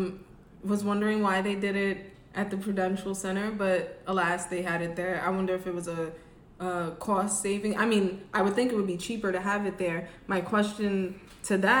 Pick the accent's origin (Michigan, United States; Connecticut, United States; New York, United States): New York, United States; New York City; now in Atlanta, United States; I'm from New York City.